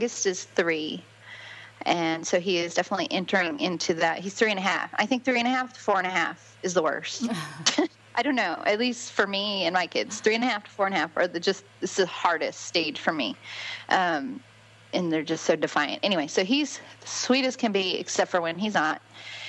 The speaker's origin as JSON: {"language": "English", "region": "California", "country": "United States", "tie": "born or raised there", "also_born_or_lived": "Alabama / Florida / Georgia", "lives_now": "Harrodsburg, United States", "said": "I grew up in California, have lived in Alabama, went to Auburn University, then moved to Florida, then got married, then moved to Georgia, then moved back to Florida, and now we're in Kentucky."}